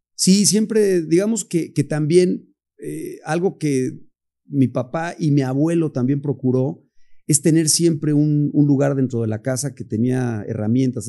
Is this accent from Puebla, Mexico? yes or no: yes; Puebla, Mexico; orgullosamente poblano, quiero decir, estoy enamorado de, mi ciudad